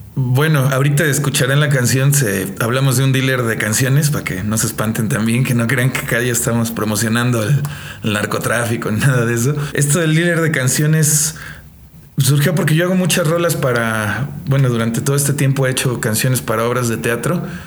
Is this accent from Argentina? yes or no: no; Mexico; also born or lived in Colombia; yo soy colombiano de nacimiento. Eh, mexicano por, por adopción y, por corazón también. Yo crecí con la cultura mexicana